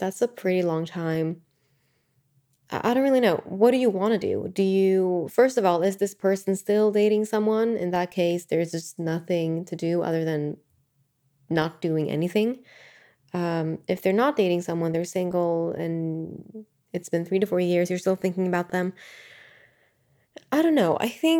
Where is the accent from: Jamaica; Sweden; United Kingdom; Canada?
Sweden; moved away as an adult; So I know that when I was in my early 20s, I moved from Sweden to the US. And it was uncertain for me because I could have just gotten a job here in Sweden